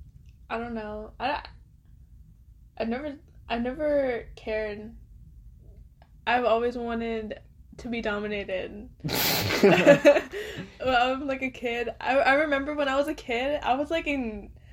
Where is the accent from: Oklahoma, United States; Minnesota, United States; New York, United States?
Oklahoma, United States; also born or lived in Arizona / Dallas; I'm from Oklahoma. I was born here. I was raised here.